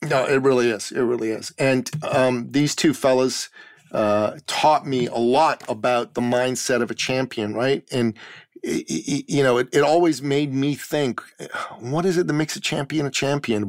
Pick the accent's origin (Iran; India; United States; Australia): Iran; now in Canada; I'm originally from Iran, the Middle East.